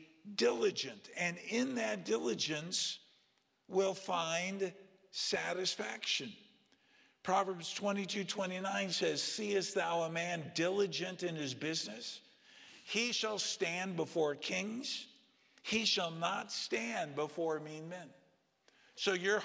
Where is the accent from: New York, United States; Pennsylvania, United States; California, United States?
California, United States; as a little kid growing up in California